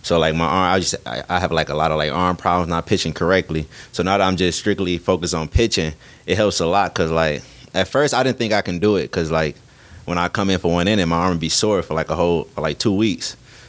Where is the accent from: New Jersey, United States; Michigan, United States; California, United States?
Michigan, United States; Detroit; when I go to other states and they ask where I'm from and I say Detroit, they get real excited